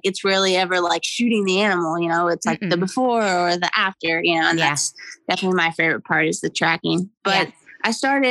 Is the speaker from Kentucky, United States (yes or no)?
yes; Louisville, Kentucky, United States; also born or lived in Jeffersonville, Indiana; now in near Cleveland, United States; I'm originally from the Indy-Ucky area, like Louisville, Jeffersonville, like that area. Yeah. And my family growing up were like hound hunters